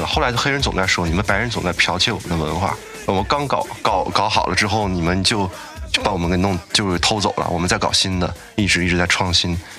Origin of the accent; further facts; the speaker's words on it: China; 那我们中国人也好